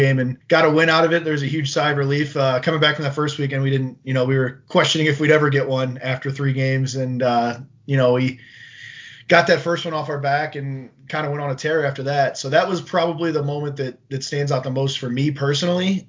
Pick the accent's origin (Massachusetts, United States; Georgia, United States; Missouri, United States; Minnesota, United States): Missouri, United States; St. Louis; moved away; I grew up in the Midwest in the St. Louis area